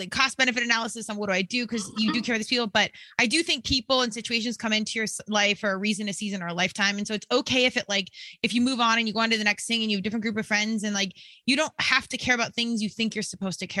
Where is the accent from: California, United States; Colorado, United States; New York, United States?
Colorado, United States; I'm from Colorado